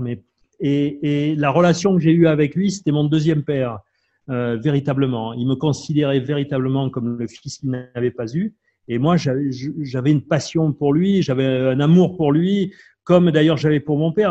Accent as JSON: {"language": "French", "town": "Marseille", "region": "Provence-Alpes-Côte d'Azur", "country": "France", "tie": "born or raised there", "said": "Je connaissais rien d'autre que mon quartier à Marseille."}